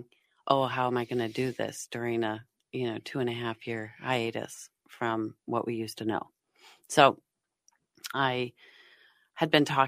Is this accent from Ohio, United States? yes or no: no; Golden, Colorado, United States; also born or lived in Boulder, Colorado; now in Minnesota, United States; I grew up in Golden, Colorado